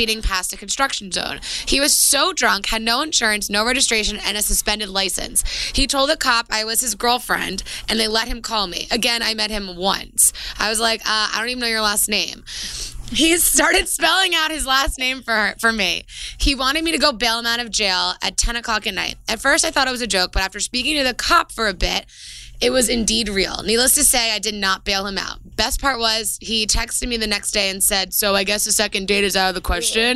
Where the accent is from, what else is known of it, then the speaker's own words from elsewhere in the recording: New York, United States; I'm from New York